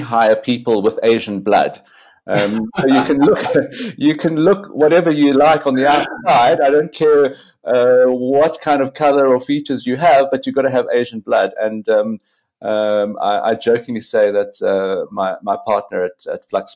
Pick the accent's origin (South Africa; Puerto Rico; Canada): South Africa; as a South African